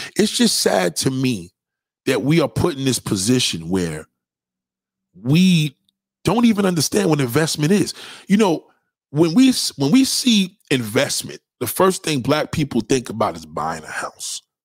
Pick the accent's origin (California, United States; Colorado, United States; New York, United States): New York, United States; brother from New York.